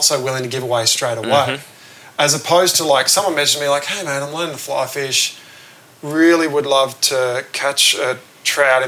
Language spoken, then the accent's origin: English; Bathurst, New South Wales, Australia; I grew up in Bathurst, which is about 3 hours inland of Sydney